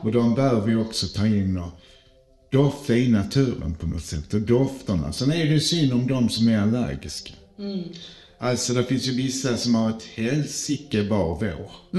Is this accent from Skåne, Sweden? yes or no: yes; Skåne, Sweden; Jag är ju skåning